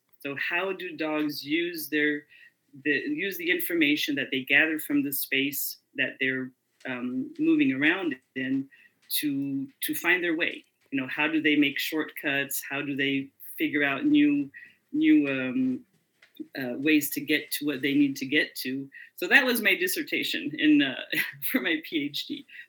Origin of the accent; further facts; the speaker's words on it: France; also born or lived in Indiana, United States / North Africa; Well, I was born in Indiana, so I'm technically a Hoosier, but I grew up abroad. So my parents went to North Africa and then France. So that's where I spend most of my life.